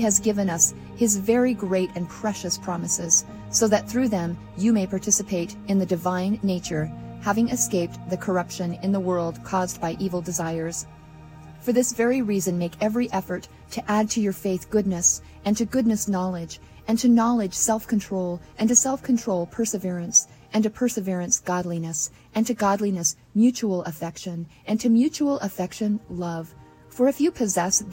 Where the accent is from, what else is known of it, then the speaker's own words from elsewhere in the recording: Utah, United States; moved away; I was born and raised in Utah